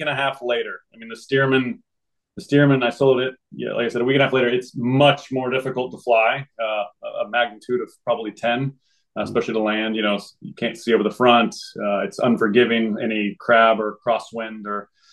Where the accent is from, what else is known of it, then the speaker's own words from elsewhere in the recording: Springfield, Missouri, United States; moved away as an adult; I grew up in Springfield, Missouri. Uh, spent from basically zero to 22 there